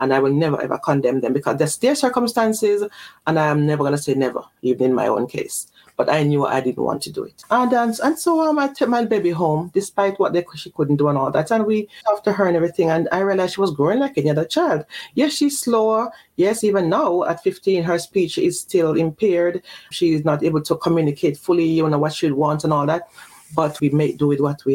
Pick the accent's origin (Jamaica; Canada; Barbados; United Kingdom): Jamaica; moved away; also born or lived in Mexico City / Belgium; I was born in Jamaica. And then I was sent off to Mexico City when I was early, young, you know.